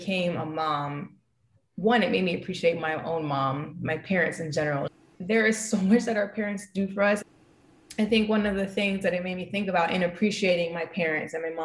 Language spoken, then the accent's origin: English; United States; now in Jamaica; I was born and raised in the States